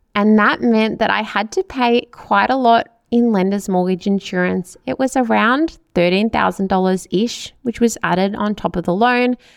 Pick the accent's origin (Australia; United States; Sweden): Australia; Melbourne, Victoria; also born or lived in Chelsea Heights; I grew up in Hyatt, which is in the southeastern suburbs of Melbourne